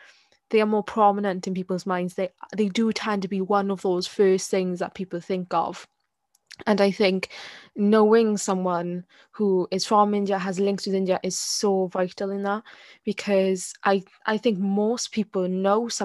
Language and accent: English; Wales, United Kingdom; I'm Welsh and I don't have a sheep in my garden